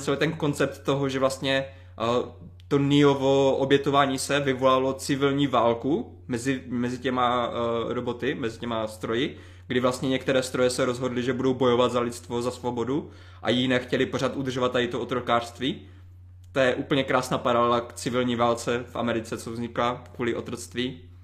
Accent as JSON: {"language": "Czech", "area": "Ostrava region", "region": "Moravian-Silesian Region", "country": "Czechia", "said": "pocházím z Ostravska"}